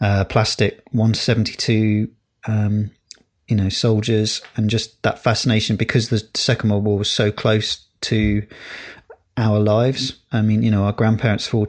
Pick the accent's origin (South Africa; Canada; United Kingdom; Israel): United Kingdom; England; we were taught about world history as English kids